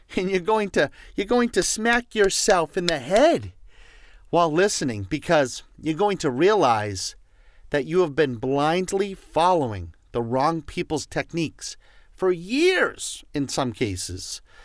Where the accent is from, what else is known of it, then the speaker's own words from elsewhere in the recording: Boston, Massachusetts, United States; accent: Boston; My Boston accent